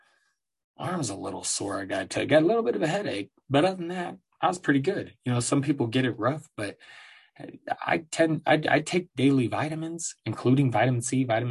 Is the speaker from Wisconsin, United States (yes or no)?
no; Aurora, Colorado, United States; also born or lived in Denver, Colorado; I'm from here, from Denver. I grew up in Denver, Colorado, Aurora, Colorado, really